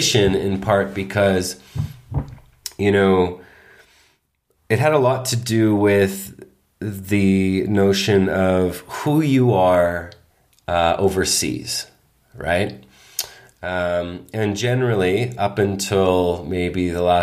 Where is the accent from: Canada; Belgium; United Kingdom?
Canada; Toronto, Ontario; growing up in Toronto, in Canada